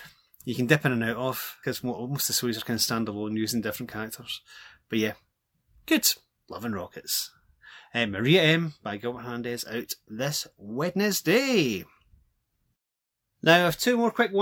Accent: Glasgow, Scotland, United Kingdom; As you can probably tell from my voice, I'm from Glasgow.

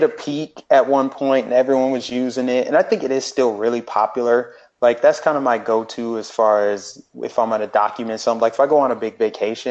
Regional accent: Denver, Colorado, United States; moved away as an adult; also born or lived in Minnesota; now in Florida, United States; I'm originally from Denver, Colorado. I grew up there, spent my whole life there

